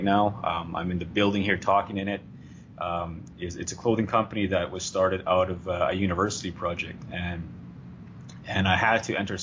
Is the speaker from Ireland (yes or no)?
no; Sweetgrass First Nation, Saskatchewan, Canada; I am originally from Sweetgrass First Nation, Saskatchewan.